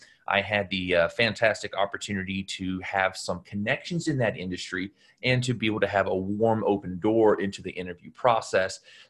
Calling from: Los Angeles, California, United States; I'm dialing in from Los Angeles today.

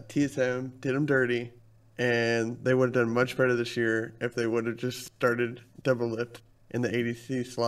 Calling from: Atlanta, Georgia, United States; Atlanta, Georgia.

